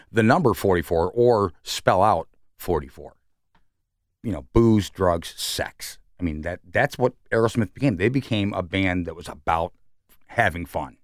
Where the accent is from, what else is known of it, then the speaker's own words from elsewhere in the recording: New York City, New York, United States; now in Columbus, United States; I'm from New York